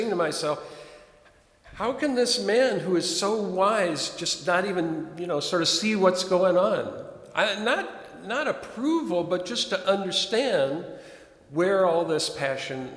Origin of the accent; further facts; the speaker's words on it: Chicago, Illinois, United States; moved away; my hometown, Chicago